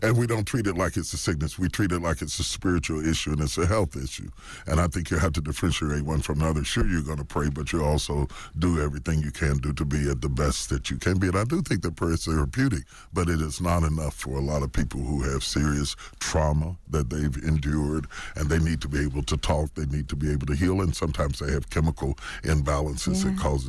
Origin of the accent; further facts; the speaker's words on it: West Virginia, United States; And I come from West Virginia. I'm a country boy.